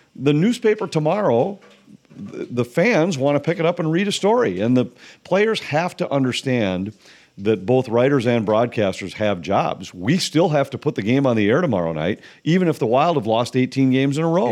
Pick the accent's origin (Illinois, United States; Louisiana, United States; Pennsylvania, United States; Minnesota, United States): Minnesota, United States; I grew up in Minnesota